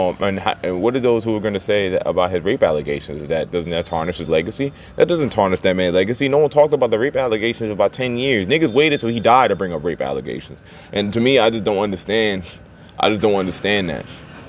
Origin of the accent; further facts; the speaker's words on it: Charlotte, North Carolina, United States; also born or lived in Baltimore; I grew up in Charlotte, but I'm a Baltimore nigga in my heart.